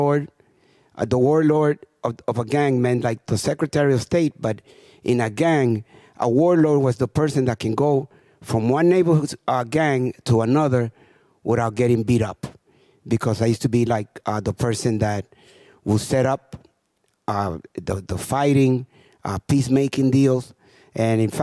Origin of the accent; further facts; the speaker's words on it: Santo Domingo, Dominican Republic; now in New York, United States; I was left in the Dominican Republic, and my mother came to New York in 1960. For the next 4 years, I didn't even realize that my mother was gone, because I lived with a lot of extended family in a poor community